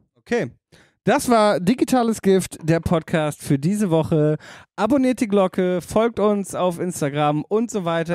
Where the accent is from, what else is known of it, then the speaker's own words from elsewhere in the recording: Damme, Lower Saxony, Germany; in Damme, meiner Heimatstadt